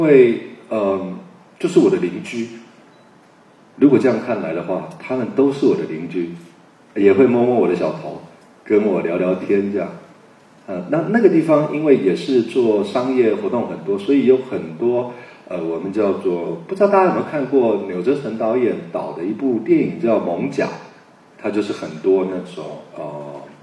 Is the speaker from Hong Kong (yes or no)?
no; Taipei, Taiwan; 我是在那样的一个一个地方长大